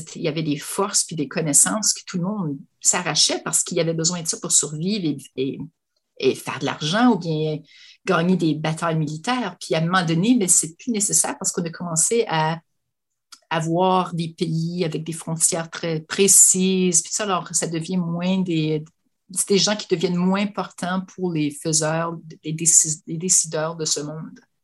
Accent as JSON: {"language": "French", "town": "Lafontaine", "region": "Ontario", "country": "Canada", "tie": "born or raised there", "said": "je suis originaire de, la région de la Huronie, donc je suis euh, une, fille de La Fontaine"}